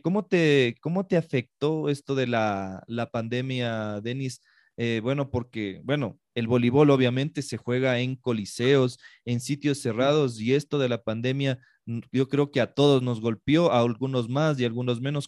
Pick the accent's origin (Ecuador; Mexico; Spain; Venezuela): Ecuador; yo también soy ecuatoriano